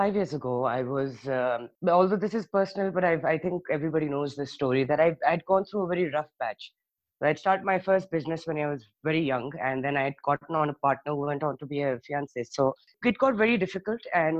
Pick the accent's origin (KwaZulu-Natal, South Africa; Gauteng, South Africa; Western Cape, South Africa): Gauteng, South Africa; Johannesburg; also born or lived in Karachi, Pakistan; I was born in Karachi, but I was about 4 years old, barely 4 years old, when my parents shifted us to Johannesburg, South Africa.